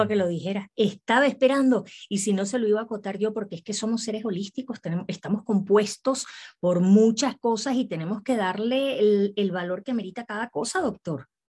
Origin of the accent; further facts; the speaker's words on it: Venezuela; now in Mexico; yo soy venezolana, pero soy bien mexicana.